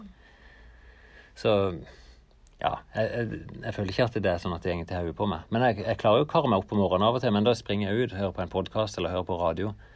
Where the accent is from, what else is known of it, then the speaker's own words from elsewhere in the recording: Norway; jeg kom fra Norge